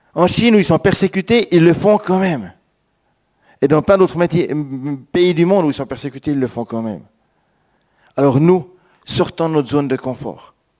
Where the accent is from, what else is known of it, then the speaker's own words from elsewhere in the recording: Switzerland; moved away; also born or lived in France; Moi, en tant que Suisse